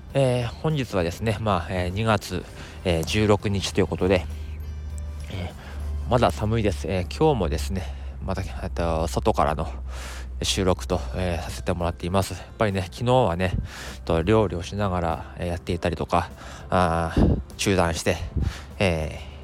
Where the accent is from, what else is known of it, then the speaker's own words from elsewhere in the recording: Tohoku, Japan; moved away as an adult; now in Tokyo, Japan; 実はあの東北の出身でですねえー、高校時代まではその雪国で暮らしていました